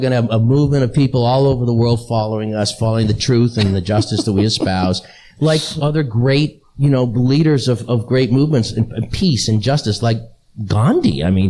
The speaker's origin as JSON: {"language": "English", "town": "Boston", "region": "Massachusetts", "country": "United States", "said": "I'm from Boston, and that means I'm a Boston, a Patriots fan, because I'm from Boston"}